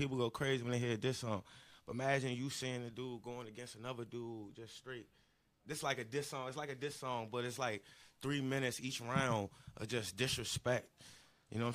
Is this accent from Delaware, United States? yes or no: no; Walker Mill, Maryland, United States; I'm from Walker Mill, Maryland